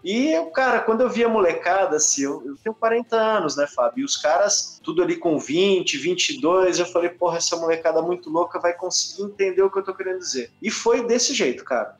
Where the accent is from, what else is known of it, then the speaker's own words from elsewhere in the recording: Brazil; como brasileiro e o que eu vejo da minha nação, do país que a gente mora